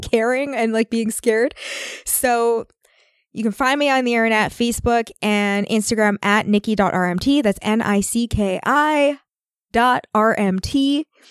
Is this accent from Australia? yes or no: no; Canada; we're Canadian